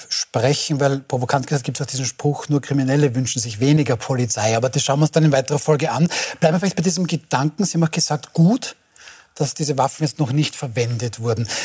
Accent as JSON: {"language": "German", "region": "Lower Austria", "country": "Austria", "said": "außer meiner einer bin Niederösterreicher"}